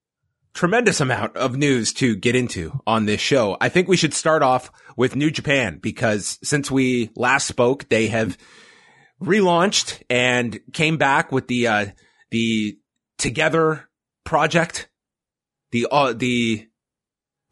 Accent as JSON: {"language": "English", "country": "Canada"}